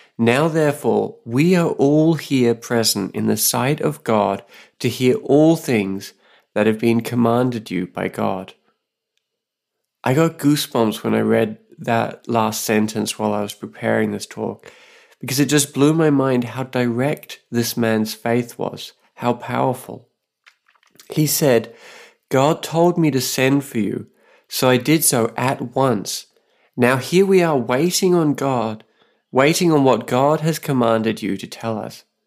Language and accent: English; Australia; now in Saipan, Northern Mariana Islands